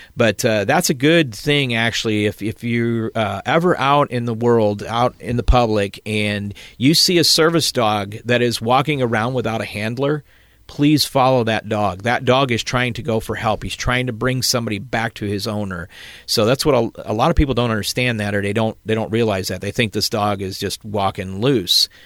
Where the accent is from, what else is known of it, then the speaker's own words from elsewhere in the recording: South Elgin, Illinois, United States; moved away as an adult; now in Southern Illinois, United States; originally from South Elgin